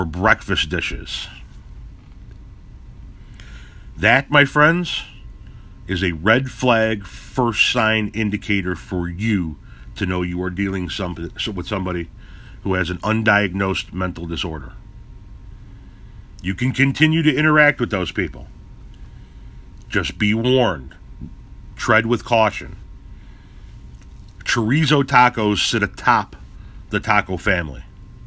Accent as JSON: {"language": "English", "town": "Chicago", "region": "Illinois", "country": "United States", "moved": "yes", "said": "I come from Chicago"}